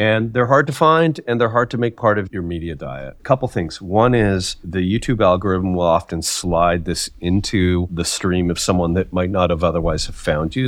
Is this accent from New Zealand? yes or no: no; Canada; I'm Canadian